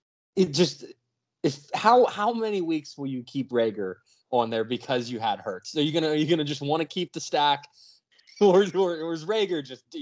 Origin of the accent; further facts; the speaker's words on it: Frostburg, Maryland, United States; I'm from Frostburg, so it all just kind of originated that. It's people from my area a lot.